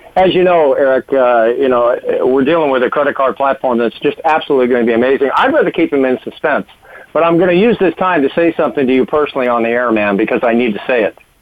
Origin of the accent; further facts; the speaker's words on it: Washington, District of Columbia, United States; I was born in Washington D.C. My dad was USDA for 33 years, so I was a government brat